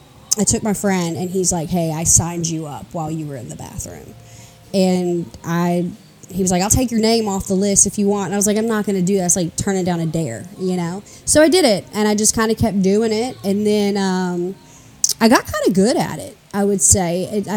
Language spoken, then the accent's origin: English; Nashville, Tennessee, United States; also born or lived in Chicago / Murfreesboro; I'm a comic in Nashville. I'm born and raised in Nashville in Hermitage.